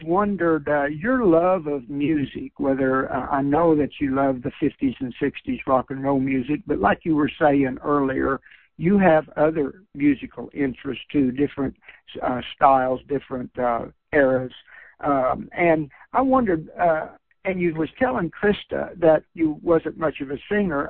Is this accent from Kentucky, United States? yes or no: yes; Kentucky, United States; born or raised there